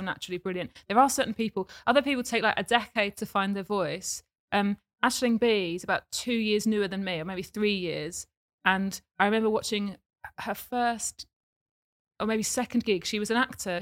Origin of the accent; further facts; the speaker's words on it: Watford, East of England, United Kingdom; also born or lived in Essex; I grew up in Watford